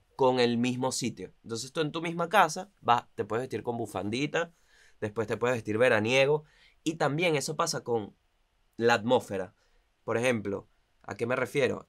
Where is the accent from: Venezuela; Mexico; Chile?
Venezuela; La Guaira, Vargas; also born or lived in Caracas, Venezuela; now in Buenos Aires, Argentina; yo soy de La Guaira. Al final, yo soy del estado Vargas.